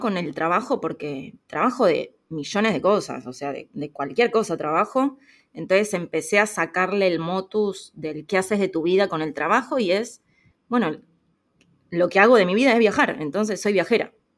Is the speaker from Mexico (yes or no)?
no; Buenos Aires, Argentina; moved away as an adult; soy de Argentina, de Buenos Aires